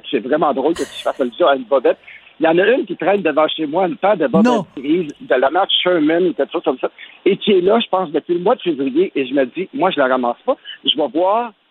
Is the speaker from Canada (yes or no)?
yes; Montreal, Quebec, Canada; je suis un amoureux de Montréal, je suis né à Montréal, j'aime Montréal